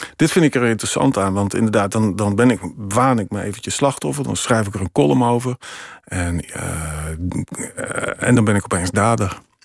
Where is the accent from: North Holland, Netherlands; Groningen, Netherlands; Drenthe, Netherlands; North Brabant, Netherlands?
Drenthe, Netherlands; Emmen; moved away; in mijn eigen straat in Emmen, waar ik ben opgegroeid